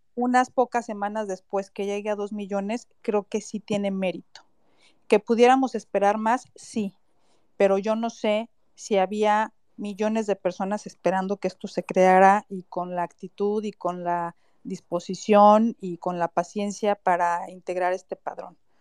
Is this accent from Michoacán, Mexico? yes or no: yes; Michoacán, Mexico; now in Mexico City, Mexico; Michoacán, que es mi tierra, aunque yo vivo en Ciudad de México